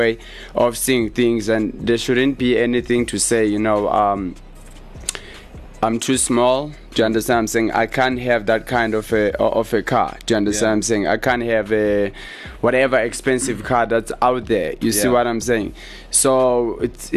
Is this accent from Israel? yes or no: no; Eastern Cape, South Africa; Because I grew up there, doesn't mean I come there. I come from Eastern Cape.